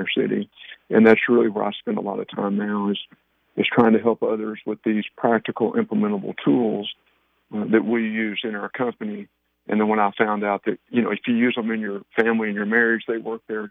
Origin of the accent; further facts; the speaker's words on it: Paris, Texas, United States; also born or lived in College Station, Texas; born and raised in Paris, Texas